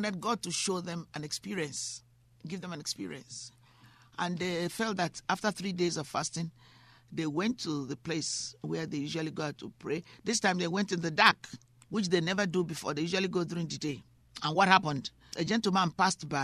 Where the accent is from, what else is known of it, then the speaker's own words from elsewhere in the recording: Nigeria; also born or lived in United Kingdom; now in United States; I was born in Nigeria. I'm also British